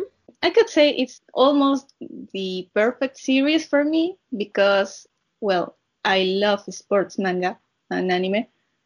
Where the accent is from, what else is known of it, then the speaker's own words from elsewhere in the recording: Peru; I'm an artist from Peru.